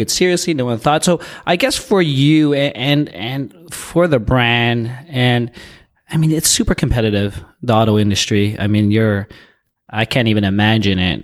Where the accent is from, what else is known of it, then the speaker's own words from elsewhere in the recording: Toronto, Ontario, Canada; I'm from Toronto